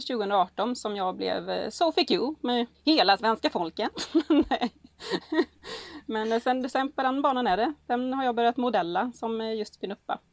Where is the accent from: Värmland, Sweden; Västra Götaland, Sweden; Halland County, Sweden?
Halland County, Sweden; Gällinge; från Gällinge, trebarnsmorsan